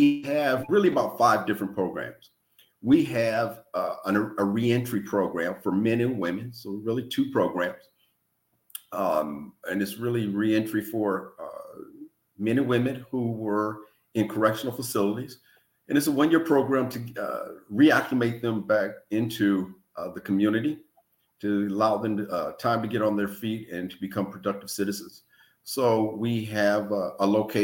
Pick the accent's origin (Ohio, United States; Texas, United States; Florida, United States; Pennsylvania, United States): Ohio, United States; Lorain; now in Tallahassee, United States; I'm originally from Ohio. I grew up in Lorain, Ohio.